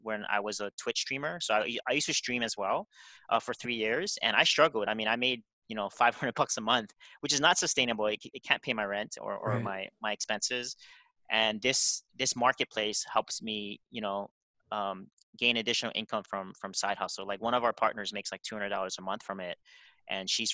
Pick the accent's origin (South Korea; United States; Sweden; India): South Korea; I grew up in Korea.